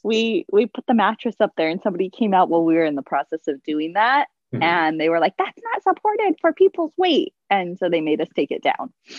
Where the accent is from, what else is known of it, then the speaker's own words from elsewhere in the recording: Southern California, United States; now in San Francisco, United States; I grew up in Southern California and I live in San Francisco